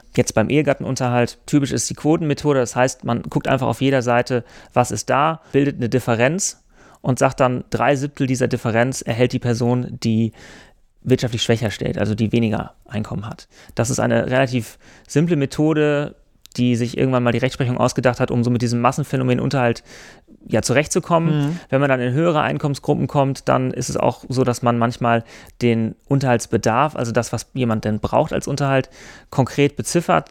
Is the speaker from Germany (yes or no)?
yes; Germany; also born or lived in France; bei uns in Deutschland